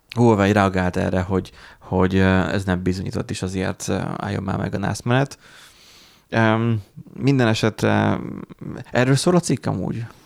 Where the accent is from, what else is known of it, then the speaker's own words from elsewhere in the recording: Hungary; Mi magyarok vagyunk